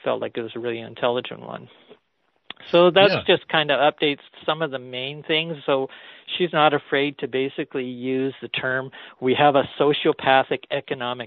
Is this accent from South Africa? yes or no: no; Canada; as a Canadian